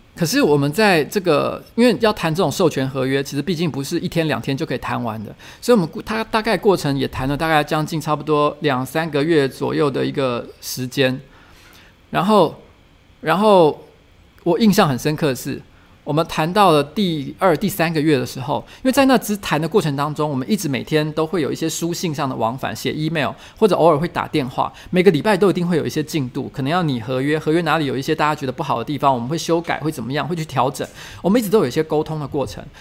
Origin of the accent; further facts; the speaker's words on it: Taiwan; moved away as an adult; also born or lived in Beijing; 因为我是一个台湾人，他们找我这个台湾过去，就是希望去经营台湾市场